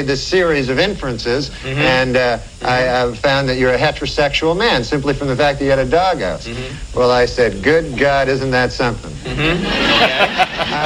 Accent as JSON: {"language": "English", "town": "Monkland", "region": "Ontario", "country": "Canada", "tie": "born or raised there", "moved": "yes", "said": "I'm from a little town. It's called Monkland"}